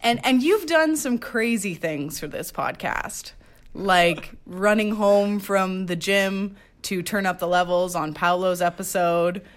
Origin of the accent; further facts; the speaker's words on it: Quebec, Canada; I grew up in Quebec